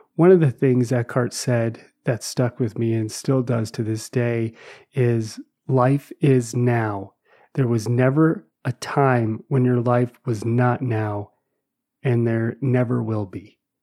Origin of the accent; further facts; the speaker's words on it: New Jersey, United States; I grew up in New Jersey